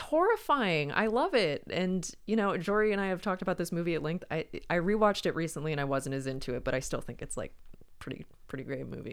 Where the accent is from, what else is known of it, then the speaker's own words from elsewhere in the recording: Wilmington, North Carolina, United States; it was filmed in my hometown